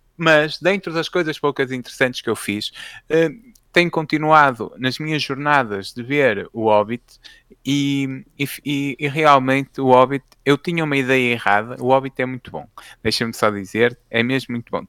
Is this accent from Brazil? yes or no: no; Fafe, Norte, Portugal; eu sou de Faf, né? acho que eh, quem não souber fica a saber, até, mas que pelo sotaque notava-se